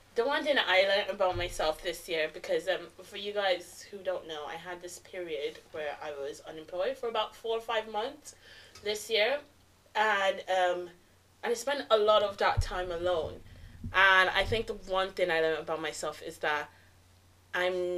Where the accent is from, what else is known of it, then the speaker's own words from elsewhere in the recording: Nigeria; I'm Nigerian